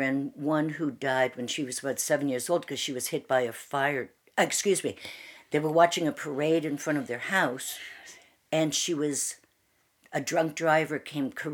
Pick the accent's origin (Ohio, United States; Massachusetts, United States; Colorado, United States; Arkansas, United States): Massachusetts, United States; Worcester; I was born in Worcester, Massachusetts.